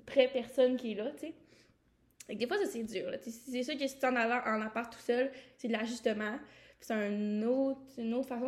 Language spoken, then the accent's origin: French; Quebec, Canada; moved away as an adult; now in Quebec City, Canada; on vient du Saguenay-Saint-Jean.